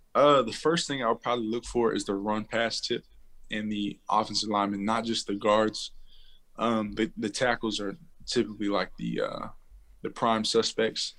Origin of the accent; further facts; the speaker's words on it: Waco, Texas, United States; also born or lived in Fort Hood / Houston; I was born in Texas, raised in Texas, um, Central Texas, Waco